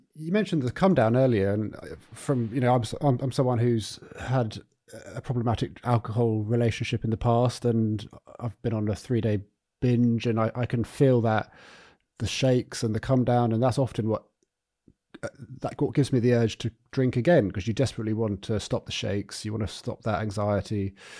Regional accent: Eastbourne, South East England, United Kingdom; now in Brighton, United Kingdom; Eastbourne, and that, you know, that's, um, that's my hometown. And, uh, I don't live there anymore, but I'm, I'm in Brighton.

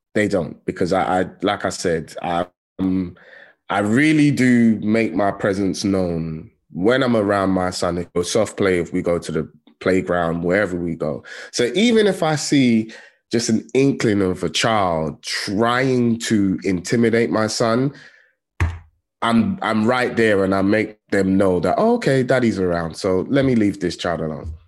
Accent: London, United Kingdom; I grew up in Tottenham

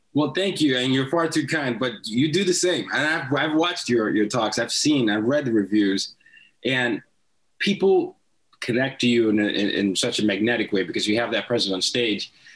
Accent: Nigeria; I'm from Nigeria

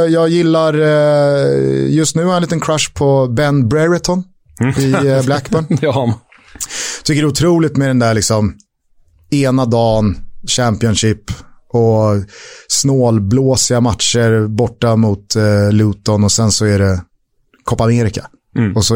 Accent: Täby, Stockholm County, Sweden; jag kommer från Täby.

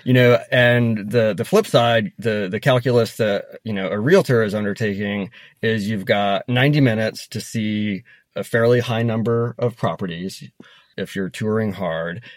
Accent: Denver, Colorado, United States; when I was a kid growing up in Denver

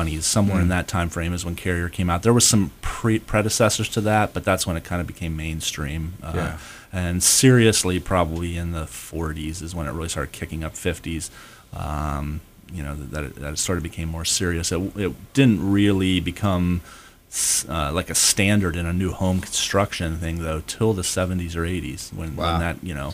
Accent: Pennsylvania, United States; now in Florida, United States; I grew up in Pennsylvania

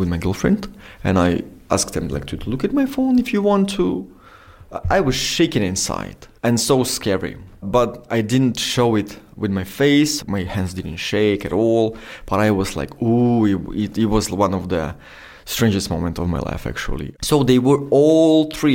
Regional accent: Donetsk, Donetsk Oblast, Ukraine; English is a second language; moved away as an adult; now in Kyiv, Ukraine; I'm originally from Donetsk

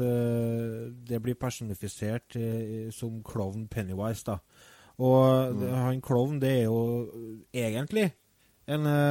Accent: Trøndelag, Norway; Vi er jo fra Nord-Trøndelag

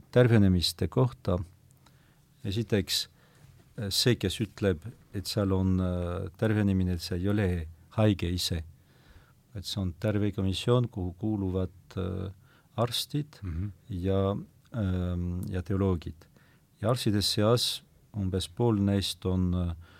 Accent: foot of the Pyrenees, about 100 km west of Lourdes, Nouvelle-Aquitaine, France; Estonian is a second language; now in Estonia; ma olen sündinud äh, Pirenee mm -hmm. jalamil muuhulgas, aga umbes sada kilomeetrit äh, lääne poole äh, võrreldes Lourdiga

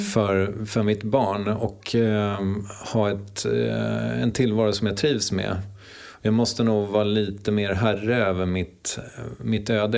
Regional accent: Strängnäs, Södermanland, Sweden; also born or lived in Eskilstuna; Född på sjukhuset i Eskilstuna 1974. Eh, och växte upp i Strängnäs.

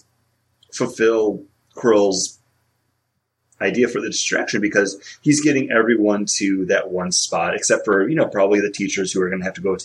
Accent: Northeast, United States; I was raised in the Northeast

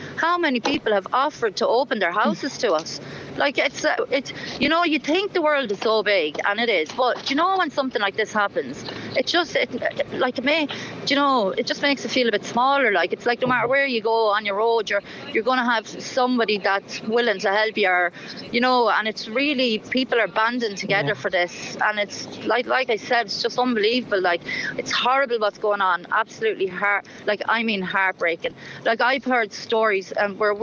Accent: Ireland; I'm Irish

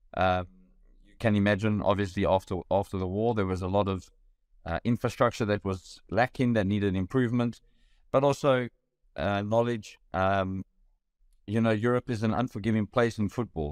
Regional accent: Benoni, Gauteng, South Africa; A very proud Benonian

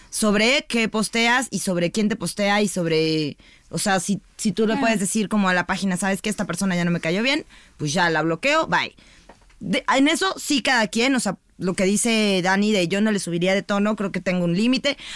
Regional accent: Mexico; Está bien, somos mexicanas

